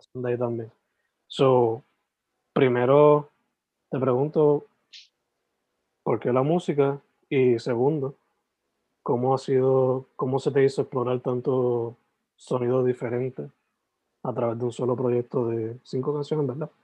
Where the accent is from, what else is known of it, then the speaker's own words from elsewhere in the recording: Sabana Grande, Puerto Rico; yo soy de Sabana Grande, San Germán